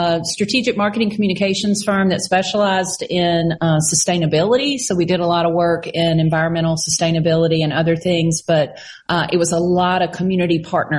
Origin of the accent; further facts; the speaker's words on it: Meridian, Mississippi, United States; So I grew up in Meridian. I'm a product of Meridian Public Schools. Went to Meridian High School, went to Mississippi State University. Growing up here